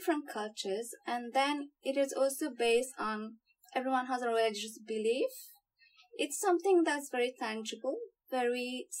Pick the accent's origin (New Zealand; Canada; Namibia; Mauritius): Mauritius; moved away as an adult; now in Australia; I come from Mauritius, a small island in the Indian Ocean. So today I'm exactly 2 years that I came to Australia.